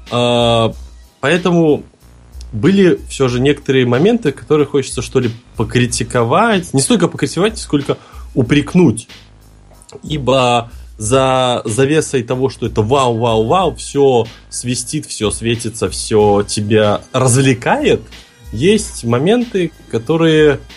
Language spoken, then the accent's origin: Russian; Minsk, Belarus; Сам я, напомню, из Минска, специально ради Комикона приехал в Москву.